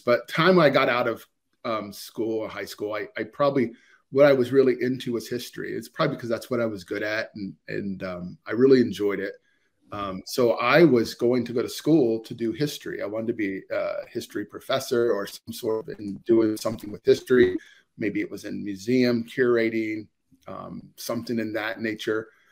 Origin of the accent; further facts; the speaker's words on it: Ohio, United States; I'm born and raised in Ohio, so I'm in the Ohio area